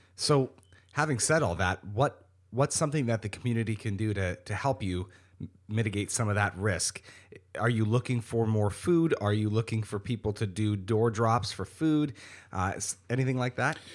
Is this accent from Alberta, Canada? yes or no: no; Niagara Falls, Ontario, Canada; also born or lived in Welland; I was born and raised in Niagara Falls